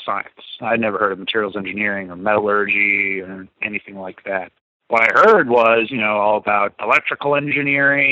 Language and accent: English; Buena Vista, Virginia, United States; also born or lived in Concord, Massachusetts / Hanscom Air Force Base, Massachusetts; I was raised in a place called Buena Vista, Virginia.